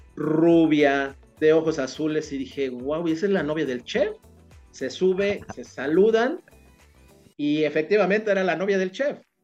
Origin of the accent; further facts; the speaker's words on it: State of Mexico, Mexico; now in Cancún, Mexico; yo soy del Estado de México y bueno, y las circunstancias y la vida me trajeron a Cancún, ¿no? Pero yo soy originario, yo nací en el Estado de México